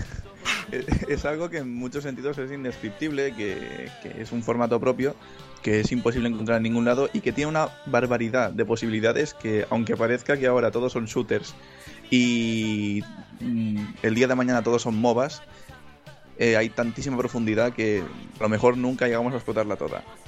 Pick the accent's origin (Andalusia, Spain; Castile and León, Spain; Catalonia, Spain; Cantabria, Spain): Catalonia, Spain; soy catalán.